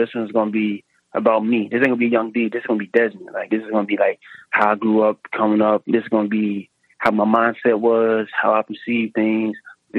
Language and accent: English; Henderson, North Carolina, United States; moved away; He's a producer back in my hometown. He's probably one of the best producers in Henderson, North Carolina.